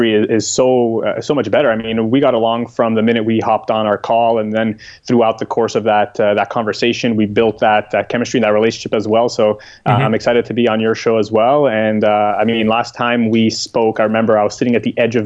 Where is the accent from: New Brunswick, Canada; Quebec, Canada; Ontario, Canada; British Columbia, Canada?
Quebec, Canada; Montreal; moved away as an adult; I am from Montreal, Canada, but these days you can find me pretty much a little bit everywhere.